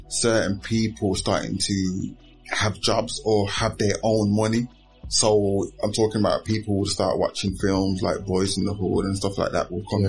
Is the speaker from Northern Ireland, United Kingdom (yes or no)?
no; Birmingham, West Midlands, United Kingdom; born and bred in, in Aston until recently. I've only lived in Aston